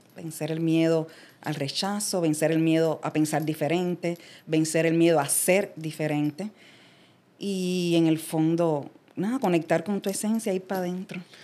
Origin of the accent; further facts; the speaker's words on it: Havana, Cuba; moved away as an adult; also born or lived in United States; now in Puerto Rico; yo salí de Cuba a la edad de 28 años, o sea que yo me crié allá toda mi vida. Y soy de la zona como del viejo San Juan, que es el área de Jesús María